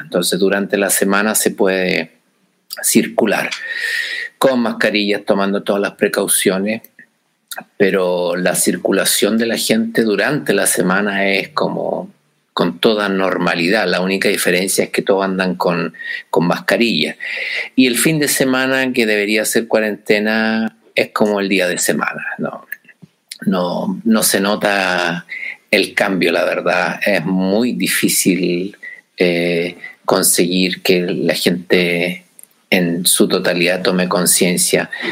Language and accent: Spanish; San Fernando, O'Higgins, Chile; moved away as an adult; also born or lived in Santiago, Chile; me fui eh, de San Fernando, mi ciudad natal